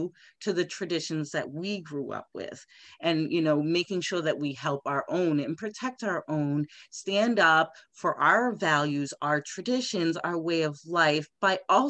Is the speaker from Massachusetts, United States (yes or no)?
yes; Randolph, Massachusetts, United States; my hometown Randolph number three